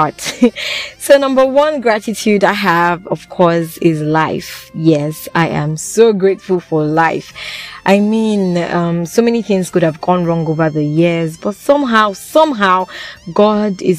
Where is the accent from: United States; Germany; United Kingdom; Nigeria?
Nigeria; as a Nigerian in Nigeria